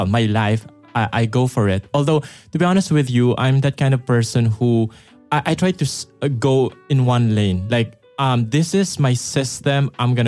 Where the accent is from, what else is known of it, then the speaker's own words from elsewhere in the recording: Philippines; moved away; when I was in the Philippines